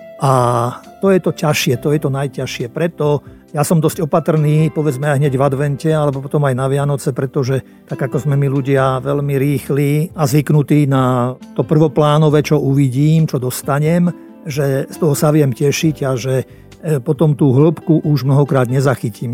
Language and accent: Slovak; Slovakia; sme Slováci aj štedrí